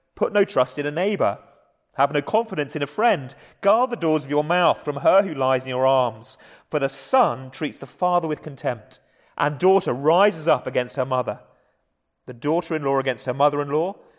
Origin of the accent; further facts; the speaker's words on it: England, United Kingdom; accent: English; my English accent